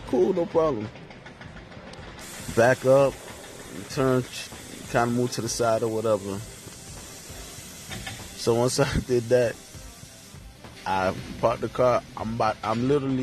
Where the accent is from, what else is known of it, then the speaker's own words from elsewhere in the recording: New York, United States; also born or lived in Haiti (ancestry); now in North Miami, United States; I'm originally from New York.